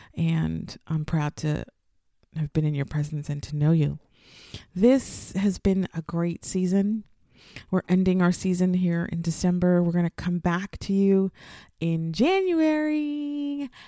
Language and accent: English; United States; moved away as an adult; now in Cairo, Egypt; I am an American